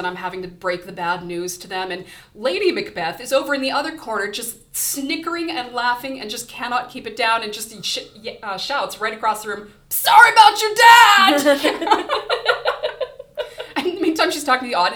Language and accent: English; Southern California, United States; moved away; I grew up in Southern California